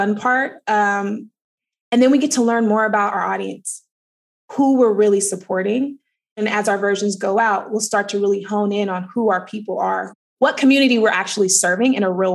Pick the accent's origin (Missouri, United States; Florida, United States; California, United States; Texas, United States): California, United States; Oakland; I grew up in Oakland, California